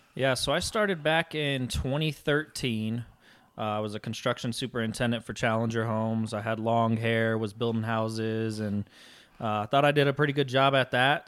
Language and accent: English; Colorado Springs, Colorado, United States; also born or lived in Houston, Texas; my home state of Colorado and my hometown of Colorado Springs